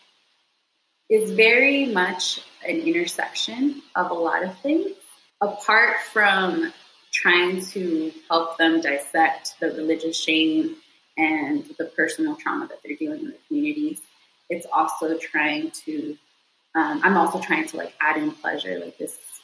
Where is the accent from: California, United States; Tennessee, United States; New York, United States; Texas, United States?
Texas, United States; Houston; I was raised in Southwest Houston